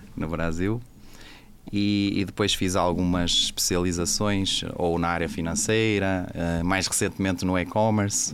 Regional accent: Portugal; accent: Portuguese; eu sou português, acho que se dá para notar pelo, pelo meu sotaque

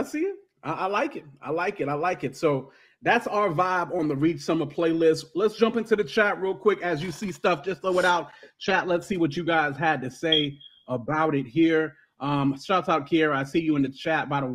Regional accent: Virginia, United States; I'm just from Virginia

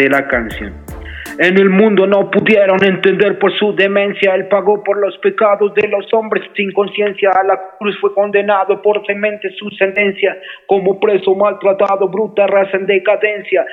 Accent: Bogotá, Colombia; Yo soy nacido en la ciudad de Bogotá y soy del barrio Las Cruces

